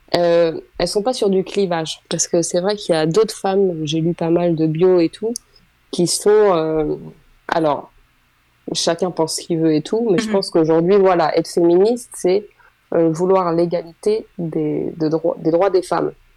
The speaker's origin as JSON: {"language": "French", "region": "Île-de-France", "country": "France", "tie": "born or raised there", "also_born_or_lived": "Oise, France", "moved": "as an adult", "lives_now": "Senlis, France", "said": "moi j'ai grandi en Ile-de-France"}